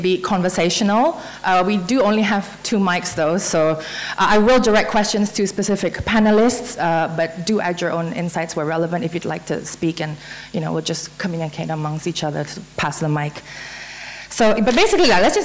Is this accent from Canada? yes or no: no; Brunei; I'm from Brunei